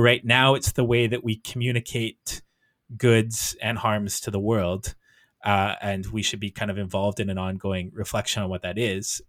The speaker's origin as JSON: {"language": "English", "country": "Canada", "said": "I as a Canadian"}